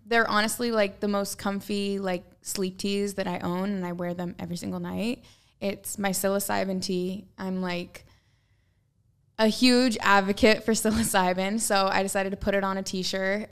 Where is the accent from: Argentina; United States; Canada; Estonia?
United States; Portland, Oregon; I'm from Portland, which is like very earthy and organic and like reuse, reduce, recycle